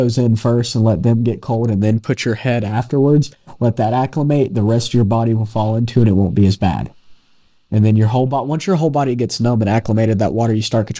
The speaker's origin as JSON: {"language": "English", "region": "North Carolina", "country": "United States", "said": "We're from North Carolina."}